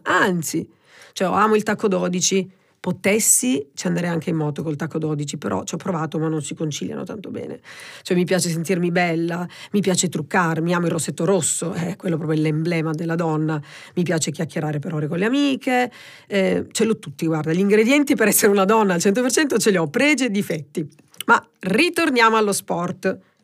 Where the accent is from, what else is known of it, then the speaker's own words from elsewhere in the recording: Presicce, Apulia, Italy; moved away as an adult; now in Milan, Italy; Quindi a Presice, diciamo, nel mio paese, che è in provincia di Lecce, quindi un paese piccolino